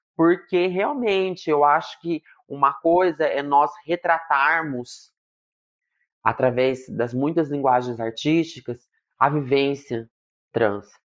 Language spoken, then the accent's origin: Portuguese; Marília, São Paulo, Brazil; also born or lived in Londrina; Eu sou de Marília, hoje em dia moro em Marília de novo